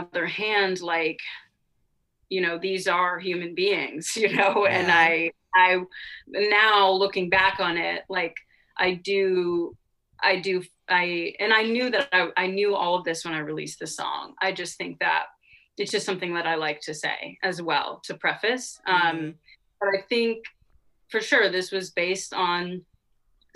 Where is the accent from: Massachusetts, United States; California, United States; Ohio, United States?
Massachusetts, United States; Cape Cod; I grew up on Cape Cod